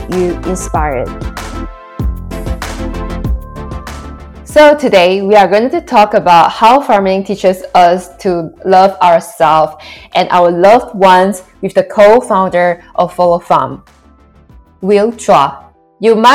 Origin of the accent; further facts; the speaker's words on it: Johor, Malaysia; moved away as an adult; also born or lived in London; I am a Malaysian growing up in the southern state of Peninsula Malaysia, Johor